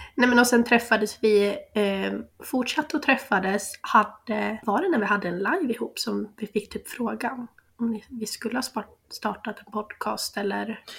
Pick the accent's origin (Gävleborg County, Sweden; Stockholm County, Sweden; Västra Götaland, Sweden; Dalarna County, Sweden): Gävleborg County, Sweden; Sandviken; jag är 26 år, tvåbarnsmamma ifrån Sandviken.